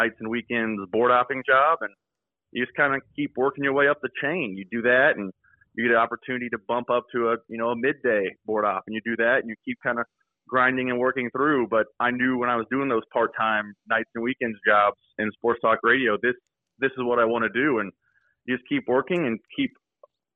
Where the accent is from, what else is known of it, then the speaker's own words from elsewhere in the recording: Kansas City, Missouri, United States; Growing up in Kansas City, it was everything in my life.